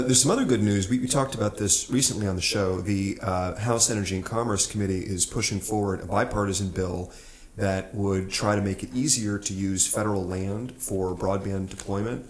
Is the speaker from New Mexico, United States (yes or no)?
yes; New Mexico, United States; I'm from New Mexico